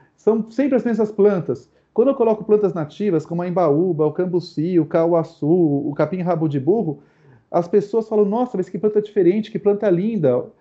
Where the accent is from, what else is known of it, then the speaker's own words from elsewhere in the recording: São Paulo, Brazil; mesmo sendo paulistano, nascido num bairro super denso, que foi Moema, em apartamento